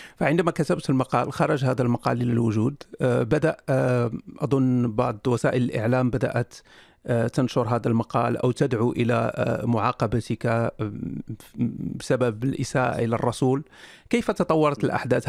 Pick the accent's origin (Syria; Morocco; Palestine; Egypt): Morocco; أنا مغربي